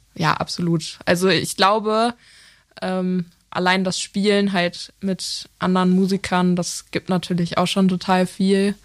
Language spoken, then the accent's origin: German; Lippstadt, North Rhine-Westphalia, Germany; moved away as an adult; also born or lived in Essen; now in Cologne, Germany; Ich äh, komme aus Lippstadt. Das ist ähm, zwischen ja, zwischen Soest und Paderborn.